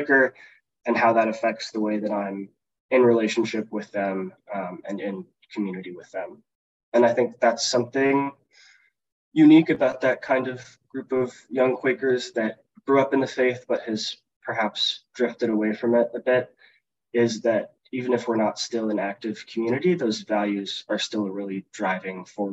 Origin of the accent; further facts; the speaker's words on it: Seattle, Washington, United States; moved away as an adult; now in Washington, D.C., United States; I grew up in South Seattle Friends Meeting.